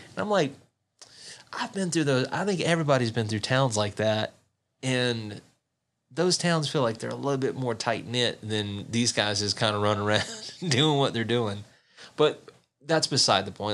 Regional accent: the South, United States; moved away; I grew up in the South

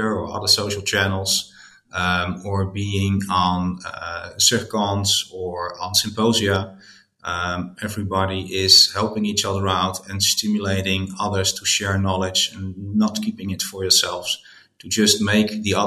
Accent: Netherlands; I'm from the Netherlands

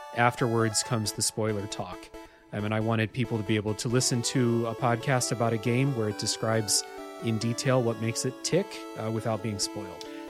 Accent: Ohio, United States; I grew up in Ohio

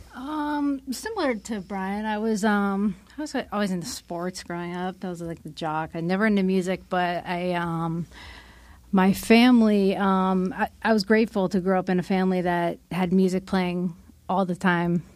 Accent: Pennsylvania, United States; I grew up in Pennsylvania

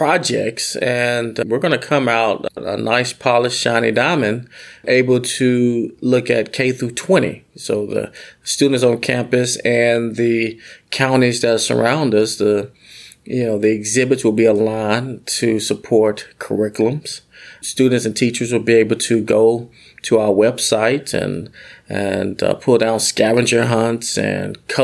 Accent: Arkansas, United States; I'm from Arkansas

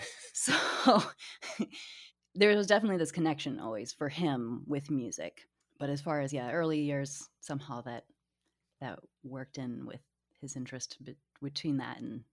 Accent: Portage, Michigan, United States; So Portage is definitely a suburb town. We didn't really, even though we were close to Kalamazoo, we didn't really go downtown.

